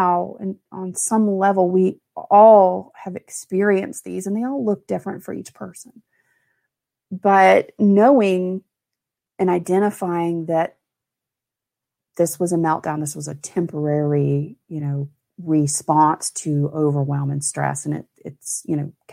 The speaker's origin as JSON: {"language": "English", "town": "Mobile", "region": "Alabama", "country": "United States", "tie": "born or raised there", "said": "I grew up in Mobile, Alabama"}